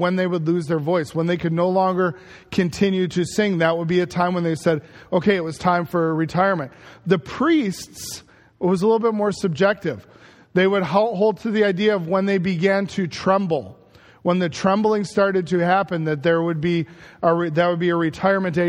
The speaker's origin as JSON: {"language": "English", "town": "Chicago", "region": "Illinois", "country": "United States", "tie": "born or raised there", "said": "I loved growing up in Chicago"}